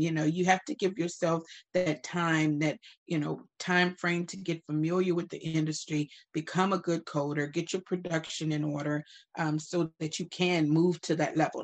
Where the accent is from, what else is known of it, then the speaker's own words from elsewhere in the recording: Opelousas, Louisiana, United States; now in Dallas, United States; I am from Opelousas, Louisiana.